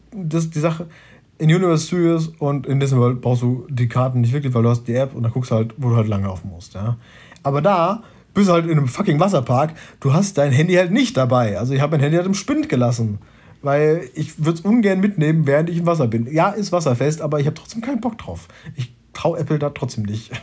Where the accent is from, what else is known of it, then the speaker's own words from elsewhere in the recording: Germany; ich als Deutscher